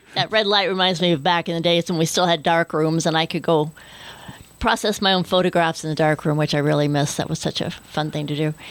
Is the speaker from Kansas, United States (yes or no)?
yes; Kansas, United States; moved away; where I grew up in Kansas, they put a lot of the wind farms in that area